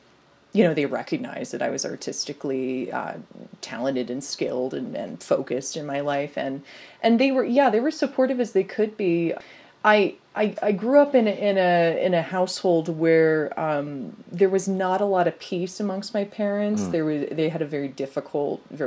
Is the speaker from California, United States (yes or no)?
yes; Temecula, California, United States; moved away as an adult; also born or lived in San Francisco; Temecula, where I grew up, which is an hour south